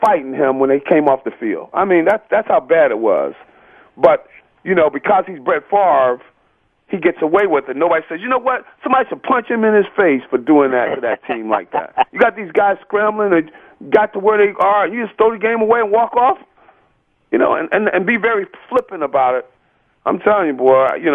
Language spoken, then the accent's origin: English; Philadelphia, Pennsylvania, United States; I'm from Philadelphia.